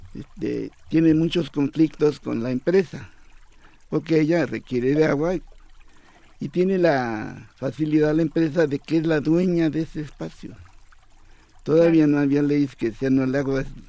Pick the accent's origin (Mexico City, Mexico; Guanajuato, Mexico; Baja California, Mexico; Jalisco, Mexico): Mexico City, Mexico; yo nací en La Fuente, ya hace algunos años y siempre vi agua, siempre. Hasta los cinco años que, estuve allí